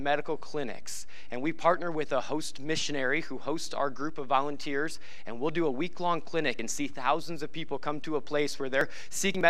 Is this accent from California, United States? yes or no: no; Nebraska, United States; moved away; I grew up in Nebraska